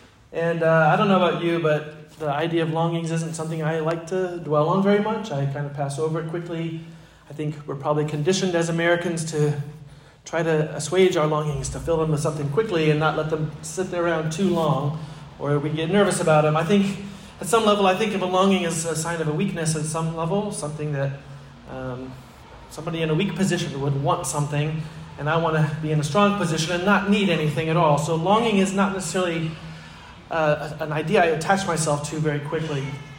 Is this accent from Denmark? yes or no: no; Egypt; now in United States; I remember I grew up in Egypt, and so about every 4 years we would come to the States on furlough.